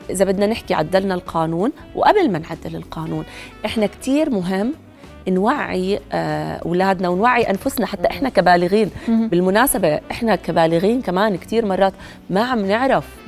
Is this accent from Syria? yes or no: no; Jordan; عندنا بالاردن